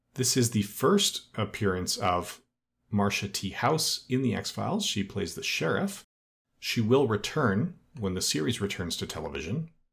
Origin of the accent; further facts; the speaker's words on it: Edmonton, Alberta, Canada; Edmonton, which is my hometown and where I still live